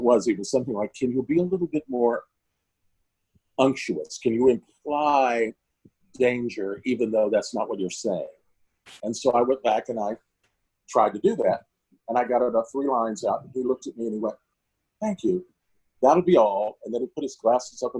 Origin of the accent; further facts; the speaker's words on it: Washington, District of Columbia, United States; Washington, D.C., which strangely enough was where we opened the tour, my hometown